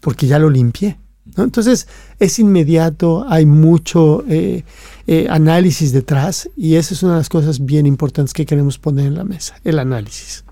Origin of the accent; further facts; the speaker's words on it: Mexico; cuando yo fui a la escuela, yo soy mexicano, fui a la escuela de niño